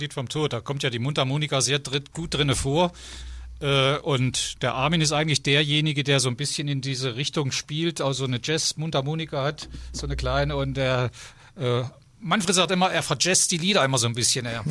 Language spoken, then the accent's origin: German; Ziegenhagen, Hesse, Germany; moved away as an adult; now in Oberode, Germany; ich komme also aus Ziegenhagen und bin da geboren, bin mittlerweile Grenzgänger geworden vor zig Jahren, habe geheiratet nach Oberrode rüber